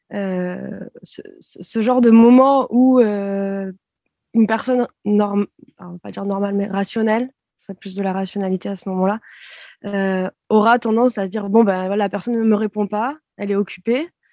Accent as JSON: {"language": "French", "country": "France", "said": "en tant que Française"}